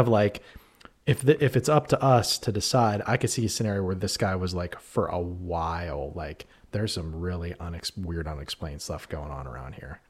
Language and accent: English; New Castle, Pennsylvania, United States; I grew up in Newcastle, Pennsylvania, in Shenango Township